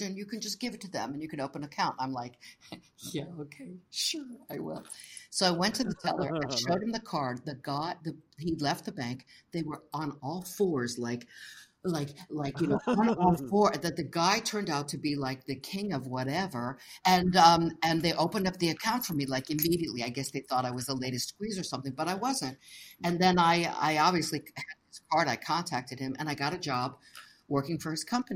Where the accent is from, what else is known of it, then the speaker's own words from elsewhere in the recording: Tampa, Florida, United States; moved away as an adult; also born or lived in London / New York; I'm here from Tampa